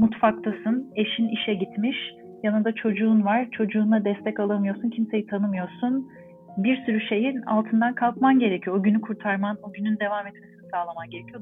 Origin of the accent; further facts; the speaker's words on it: Ankara, Turkey; moved away as an adult; also born or lived in Istanbul; now in Montreal, Canada; Ankaralıyım. Ankara'da doğdum, büyüdüm, okudum